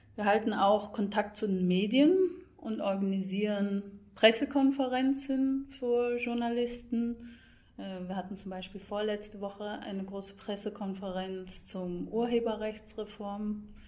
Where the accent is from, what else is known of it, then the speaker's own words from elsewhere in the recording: Scotland, United Kingdom; moved away; ich komme selbst aus Schottland